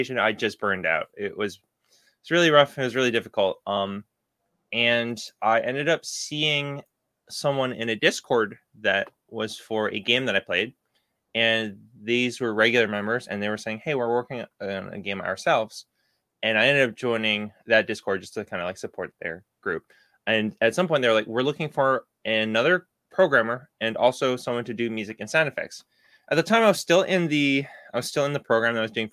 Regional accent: Boston, Massachusetts, United States; I'm from Boston

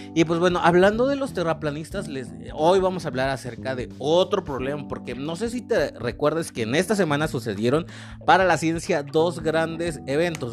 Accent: Mexico; nosotros como mexicanos

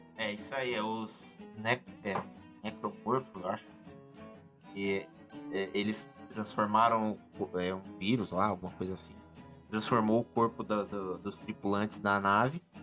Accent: interior of São Paulo, Brazil; Sou do interior de São Paulo, tinha uma locadora lá na cidade

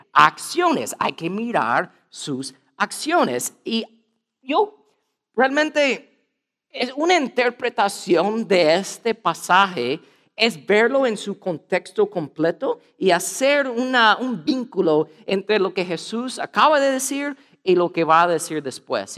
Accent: United States; Spanish is a second language; soy gringo

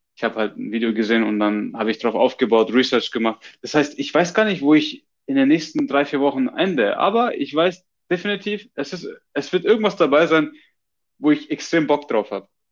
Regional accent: Germany; now in Australia; als Deutscher

